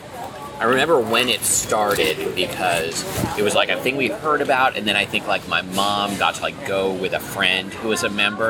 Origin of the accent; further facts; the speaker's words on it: Portland, Oregon, United States; now in Seattle, United States; And I grew up in Portland.